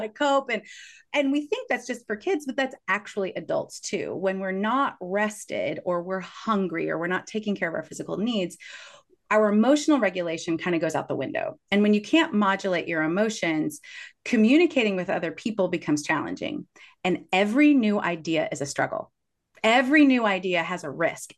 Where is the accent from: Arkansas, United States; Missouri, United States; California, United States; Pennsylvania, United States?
Missouri, United States; Kansas City; I grew up in Kansas City